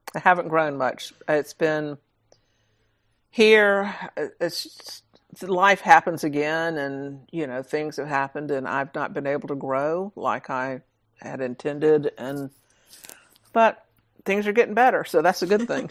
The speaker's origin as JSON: {"language": "English", "region": "Georgia", "country": "United States", "tie": "born or raised there", "said": "I was born and raised in Georgia"}